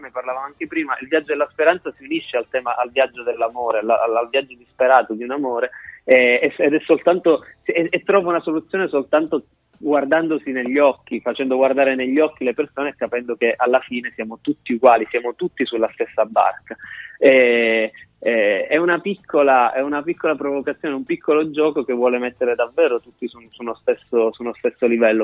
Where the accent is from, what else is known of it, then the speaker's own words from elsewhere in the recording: Calabria, Italy; moved away as an adult; now in Bologna, Italy; Sono nato e cresciuto in Calabria